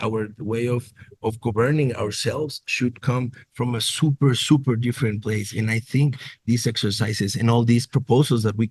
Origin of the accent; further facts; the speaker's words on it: Nuevo Laredo, Tamaulipas, Mexico; I'm originally from Nuevo Laredo in border with Laredo, Texas